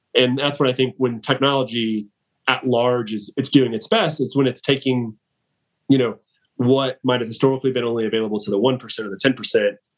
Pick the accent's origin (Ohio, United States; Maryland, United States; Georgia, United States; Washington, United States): Georgia, United States; Atlanta; born and raised in Atlanta